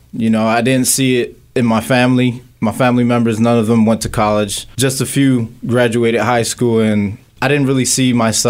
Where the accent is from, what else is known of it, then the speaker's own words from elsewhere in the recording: Philadelphia, Pennsylvania, United States; So I grew up here in Philadelphia, went to school in Kensington International Business High School.